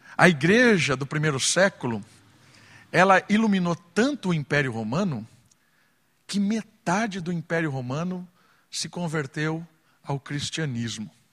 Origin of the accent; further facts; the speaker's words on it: Atibaia, São Paulo, Brazil; E na minha adolescência, em Atibaia, quando eu tinha 13, 14 anos